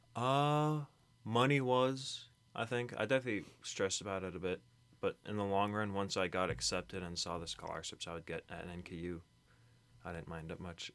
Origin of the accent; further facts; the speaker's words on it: Kentucky, United States; I was born in Kentucky.